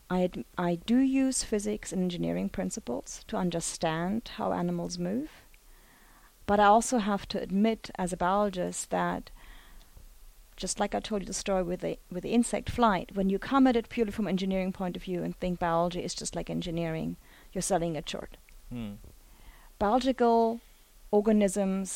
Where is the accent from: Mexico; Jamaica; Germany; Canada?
Germany; moved away as an adult; now in United States; in Germany, where I got my undergraduate degree